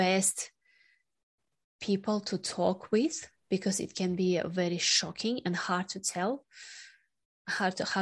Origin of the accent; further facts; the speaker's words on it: Sakhalin Oblast, Russia; moved away; also born or lived in Australia; my hometown, Sakhalin Island, just north of Japan